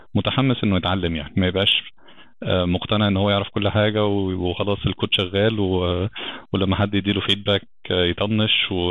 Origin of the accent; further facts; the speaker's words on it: Alexandria, Alexandria Governorate, Egypt; moved away as an adult; also born or lived in Brisbane, Australia; now in Cairo, Egypt; انا اصلا من اسكندريه